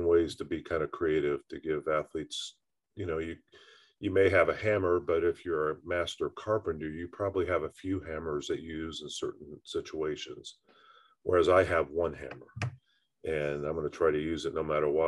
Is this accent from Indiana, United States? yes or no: yes; Indiana, United States; being a Hoosier by birth and growing up in Indiana